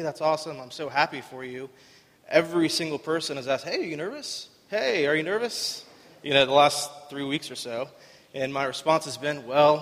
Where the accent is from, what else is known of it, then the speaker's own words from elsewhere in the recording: Winter Haven, Florida, United States; I'm from Winter Haven. I lived here pretty much my whole life. I went to Winter Haven High School